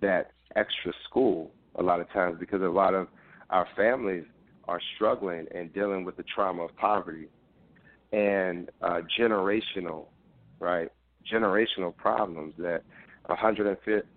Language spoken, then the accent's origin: English; Philadelphia, Pennsylvania, United States; growing up in Philadelphia public schools